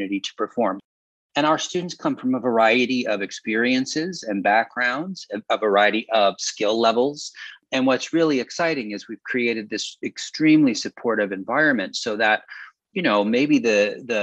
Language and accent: English; Northeastern Pennsylvania, United States; moved away; I'm from Northeastern Pennsylvania, and so it also feels like a little bit of a return to home every summer